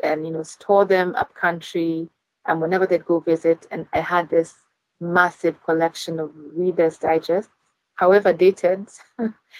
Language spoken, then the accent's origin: English; Nairobi, Kenya; moved away; I was born and raised in Nairobi and went to school in Nairobi, did my university in Nairobi